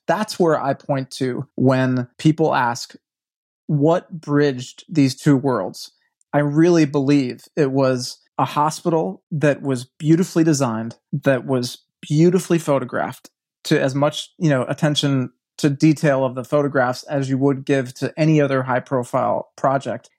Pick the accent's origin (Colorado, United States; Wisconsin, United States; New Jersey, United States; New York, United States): Wisconsin, United States; Milwaukee; moved away; I'm from Milwaukee, Wisconsin originally. I have very few ties to that city